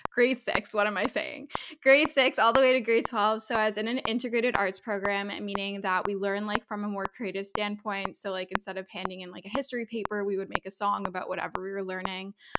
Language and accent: English; Toronto, Ontario, Canada; I'm from Toronto, Canada, so I'm a Canadian, although my parents are originally from South Africa